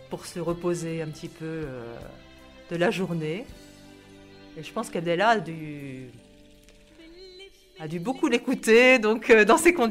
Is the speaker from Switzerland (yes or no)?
no; Livry-Gargan, Île-de-France, France